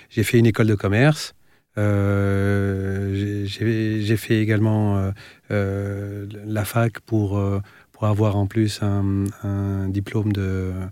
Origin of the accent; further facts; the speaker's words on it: Tunisia; J'ai grandi dans plusieurs pays, en fait parce